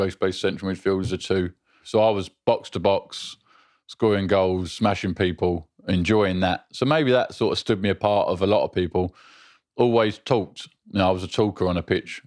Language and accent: English; London, United Kingdom; moved away; I grew up South London, Bixleaf